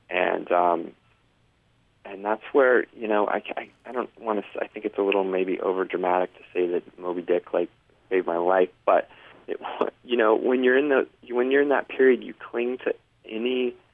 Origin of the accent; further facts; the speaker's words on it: Denver, Colorado, United States; also born or lived in New York City; I {S1} hadn't been in back home in in my {S0} home state of {S1} Colorado and in the city of Denver for more than 40 minutes